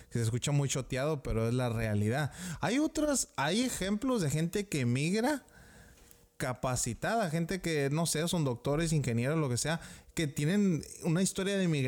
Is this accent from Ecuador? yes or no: no; United States; born there; aunque haya nacido en este país, eh, ah, yo soy ciudadano americano. Y gracias a que mis papás emigraron.